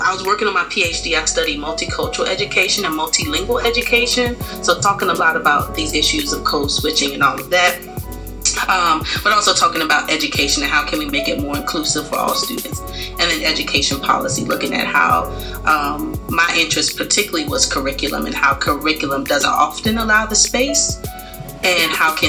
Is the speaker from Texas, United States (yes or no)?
no; Hampton, Virginia, United States; also born or lived in Washington, D.C. / Arlington, Virginia; I am from Hampton, Virginia, so that's a big part of my identity and where I come from.